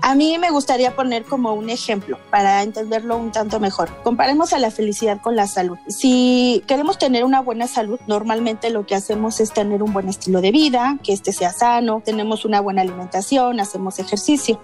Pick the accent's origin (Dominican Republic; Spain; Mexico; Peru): Mexico